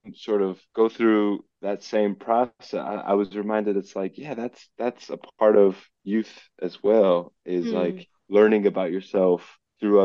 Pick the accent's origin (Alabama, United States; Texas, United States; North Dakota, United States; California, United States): California, United States; Los Angeles; also born or lived in Isfahan, Iran